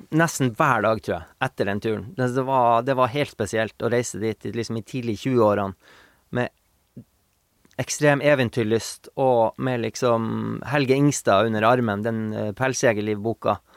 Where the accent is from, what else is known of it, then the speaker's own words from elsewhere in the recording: Bjørnevatn, Finnmark, Norway; now in Meråker, Norway; Jeg er jo fra Sandnes, Bjørnevatn, som ja. er ei mil utafor Kirkenes.